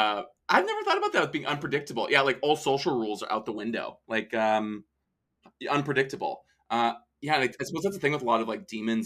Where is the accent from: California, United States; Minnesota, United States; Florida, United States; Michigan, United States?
Minnesota, United States; I'm from Minnesota